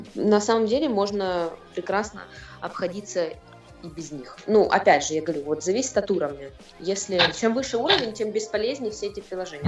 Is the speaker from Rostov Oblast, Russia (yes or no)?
yes; Rostov-on-Don, Rostov Oblast, Russia; moved away as an adult; also born or lived in Moscow; now in London, United Kingdom; я из России, конечно, из э, Ростова-на-Дону. Вот, э, я там училась, окончила журфак несколько лет назад, вот, потом переехала в Москву